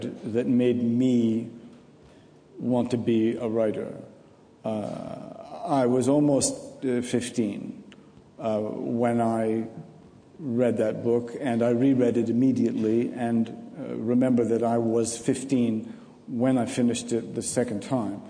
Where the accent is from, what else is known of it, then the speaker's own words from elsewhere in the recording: New England, United States; I look upon myself as a New Englander